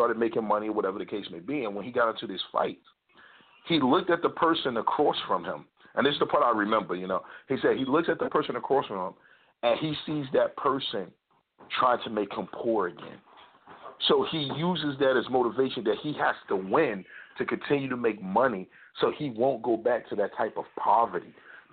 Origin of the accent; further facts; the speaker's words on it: United States; I'm an American through and through